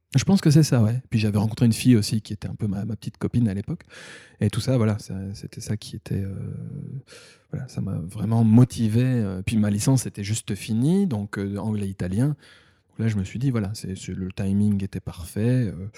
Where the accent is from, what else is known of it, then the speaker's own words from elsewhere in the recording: Thionville, Grand Est, France; moved away as an adult; also born or lived in Metz / Paris / Liverpool; now in Tokyo, Japan; je viens de Lorraine, de Moselle, Thionville